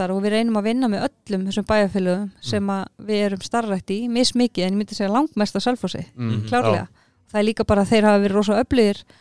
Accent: Selfoss, South Region, Iceland; Sælfósi er náttúrulega minn heimabær

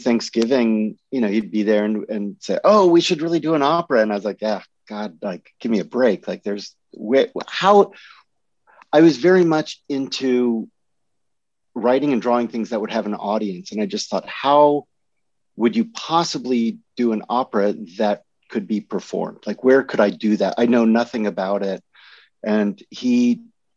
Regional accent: Berkeley, California, United States; I grew up in Berkeley

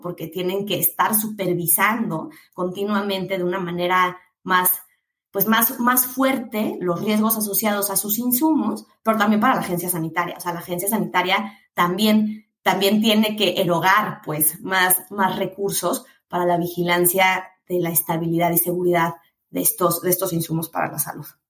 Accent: Mexico

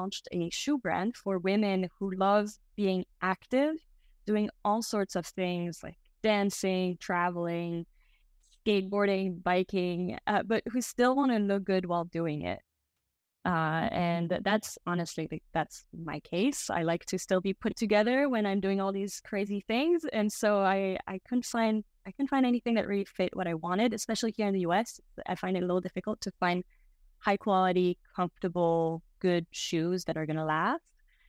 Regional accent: Belgium; also born or lived in Brazil; now in United States; So I am half French, half American. I grew up in Belgium and I came to the US for school. And then I also spent some time living in Brazil

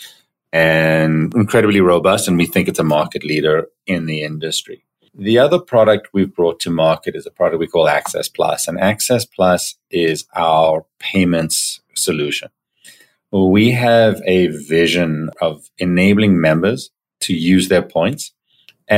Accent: Johannesburg, Gauteng, South Africa; moved away as an adult; now in Toronto, Canada; So I grew up in Johannesburg in South Africa, moved to Toronto, Canada when I was 18 years old.

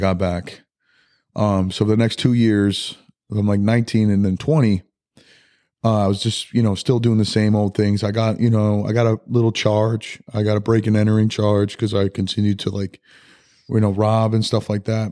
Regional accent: Rochester, New York, United States; we grew up in Rochester, which was, you know, Rochester, New York

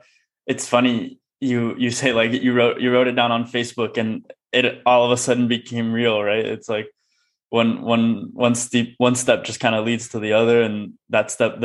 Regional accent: El Paso, Texas, United States; I'm actually from El Paso, Texas.

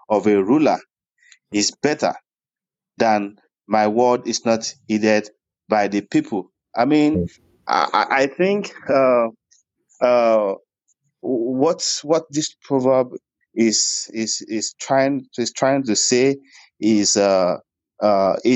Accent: Ibadan, Oyo, Nigeria; also born or lived in Ire; I, I grew up in I grew up in Ibadan. All my life was lived. there. Uh, all my life was lived in was lived in Ibadan. So I can I can say I can say I'm an Ibadan I can say I'm an Ibadan boy, and yeah.

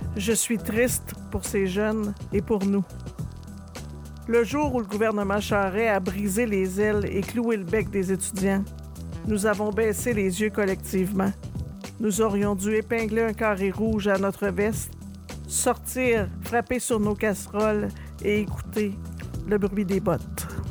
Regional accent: Rouyn-Noranda, Quebec, Canada; À Rouen-Noranda, ma ville natale

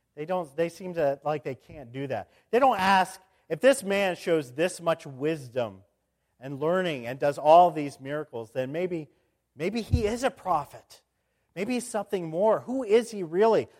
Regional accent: Indianapolis, Indiana, United States; moved away as an adult; also born or lived in Grove City, Pennsylvania; I went from In-, Indianapolis over to Grove City for my, my college years

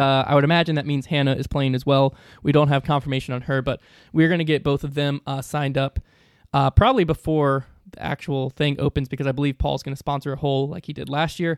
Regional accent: the South, United States; I'm from the South

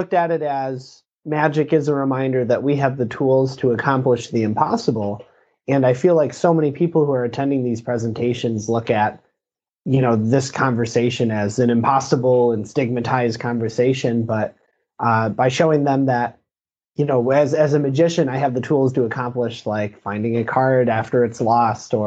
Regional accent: Lake Orion, Michigan, United States; Born and raised in Michigan, right in Lake Orion.

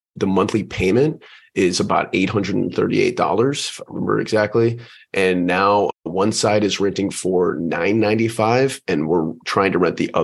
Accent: Houston, Texas, United States; moved away as an adult; also born or lived in Pensacola, Florida; now in San Diego, United States; Born and raised in Houston, Texas

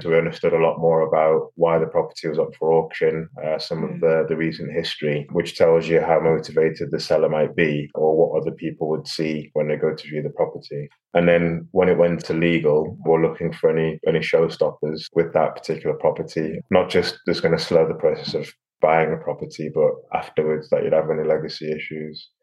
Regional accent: Liverpool, North West England, United Kingdom; moved away as an adult; also born or lived in London; now in Abu Dhabi, United Arab Emirates; I'm from Liverpool, so I know most of Liverpool pretty well. It's been a while since I've lived there, but I've got friends that I grew up with and uh, went to school

